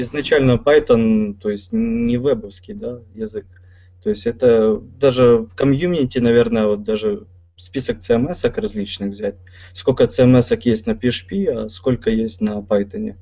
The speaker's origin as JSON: {"language": "Russian", "region": "Kyiv", "country": "Ukraine", "said": "сам из Киева"}